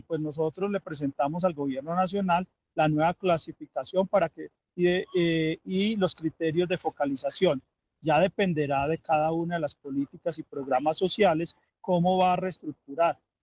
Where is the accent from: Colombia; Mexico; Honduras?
Colombia; los colombianos